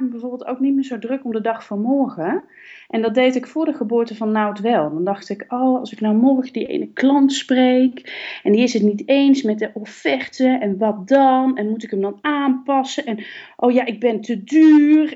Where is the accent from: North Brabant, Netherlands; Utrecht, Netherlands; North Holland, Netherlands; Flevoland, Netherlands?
North Brabant, Netherlands; Kaatsheuvel; van mezelf ben ik echt een Brabantse. Hè? Ik ben geboren in Kaatsheuvel